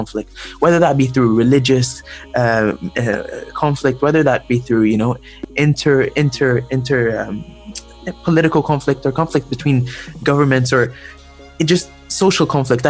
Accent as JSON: {"language": "English", "country": "Egypt", "said": "I am from Egypt personally"}